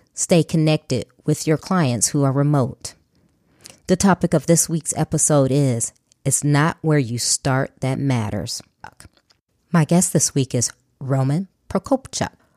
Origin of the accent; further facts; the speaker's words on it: Chicago, Illinois, United States; I was born and raised in Chicago by a single mother